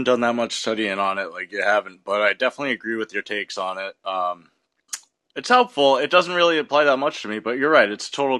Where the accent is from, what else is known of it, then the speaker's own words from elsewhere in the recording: New England, United States; I'm from New England. Not a lot of black people around here.